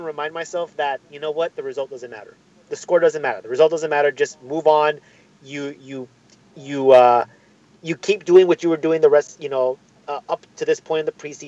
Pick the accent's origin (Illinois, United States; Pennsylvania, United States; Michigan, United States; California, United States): California, United States; Southern; we're from Southern California.